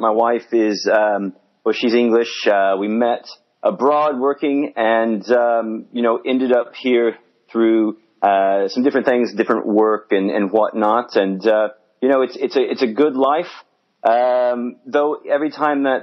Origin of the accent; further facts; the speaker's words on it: Missouri, United States; now in England, United Kingdom; I'm from Missouri